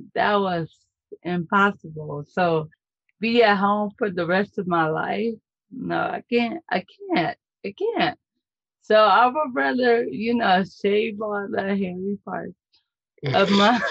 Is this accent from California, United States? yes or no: yes; California, United States; I'm from Sunny, California